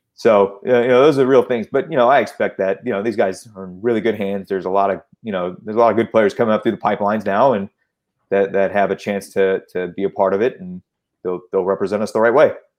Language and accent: English; Chicago, Illinois, United States; moved away; we're both from Chicago